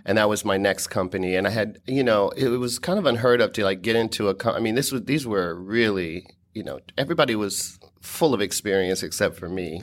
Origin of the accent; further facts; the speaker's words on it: Dayton, Ohio, United States; moved away as an adult; my hometown of Dayton, Ohio